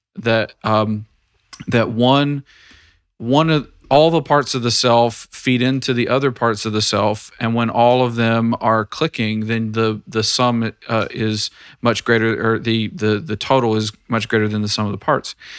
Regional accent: Tennessee, United States; I am in the state of Tennessee now. This is my home state

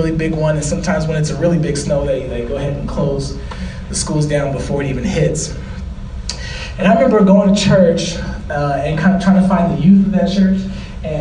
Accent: St. Louis, Missouri, United States; moved away; I'm from St. Louis, Missouri

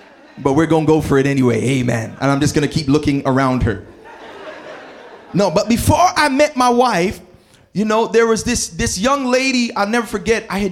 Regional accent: Toronto, Ontario, Canada; moved away as an adult; also born or lived in New Jersey / Berrien Springs; growing up in Scarborough and Malvern

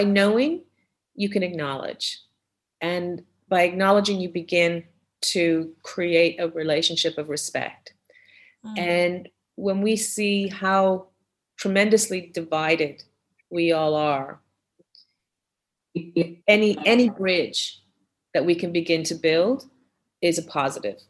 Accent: Canada; moved away; also born or lived in Barbados / Europe; growing up in Canada, where I spent the majority of my younger years

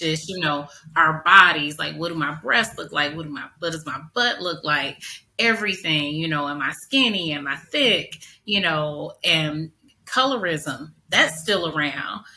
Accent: St. Louis, Missouri, United States; I grew up in North St. Louis in the 80s

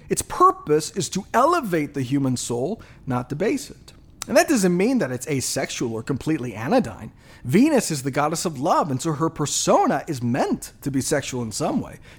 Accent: Japan; You know, I grew up in Japan.

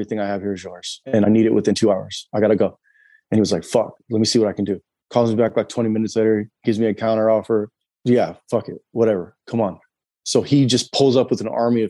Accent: California, United States; also born or lived in Idaho; now in Pensacola, United States; we're from California. We lived in Idaho for years.

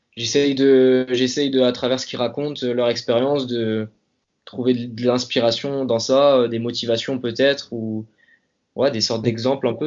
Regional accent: Hennebont, Brittany, France; now in Paris, France; je suis originaire de Bretagne, donc euh, plus précisément une petite ville qui s'appelle Enbon, dans, donc dans le Morbihan, et je suis actuellement basé à Paris.

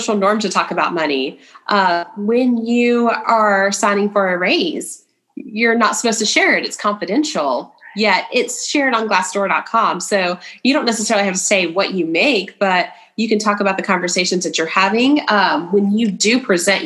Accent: East Tennessee, United States; also born or lived in Bristol, Tennessee / Johnson City, Tennessee / Kingsport, Tennessee; I'm originally from East Tennessee. So I grew up in, actually lived in all three of the Tri-Cities, Bristol, Johnson City, Kingsport

